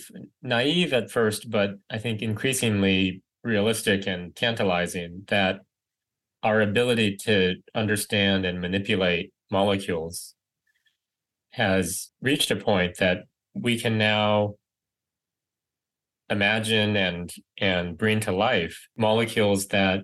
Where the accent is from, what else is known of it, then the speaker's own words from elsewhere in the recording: Riverside, California, United States; moved away as an adult; I grew up in Riverside, California, suburb